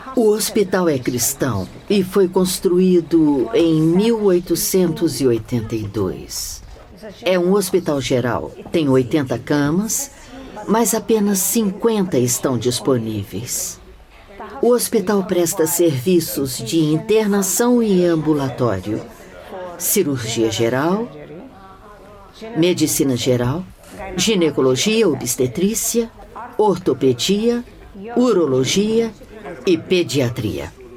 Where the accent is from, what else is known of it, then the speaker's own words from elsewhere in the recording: Gaza, Gaza Strip, Palestine; also born or lived in Egypt / England; Nasci em Gaza, numa família da classe média. E estudei em Gaza.